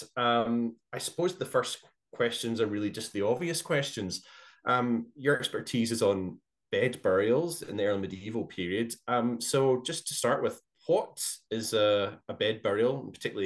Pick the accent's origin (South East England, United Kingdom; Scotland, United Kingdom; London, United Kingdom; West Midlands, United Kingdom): Scotland, United Kingdom; Glasgow; growing up in Glasgow